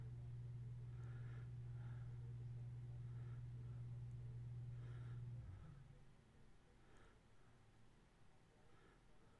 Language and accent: English; Kansas, United States; I'm from Kansas